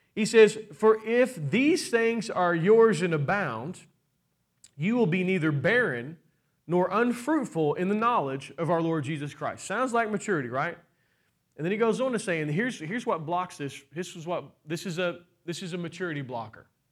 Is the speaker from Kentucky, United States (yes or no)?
yes; Kentucky, United States; I'm from Kentucky